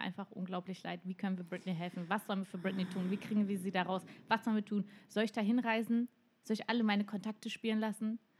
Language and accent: German; Mecklenburg-Vorpommern, Germany; ich bin in, in MacPom groß geworden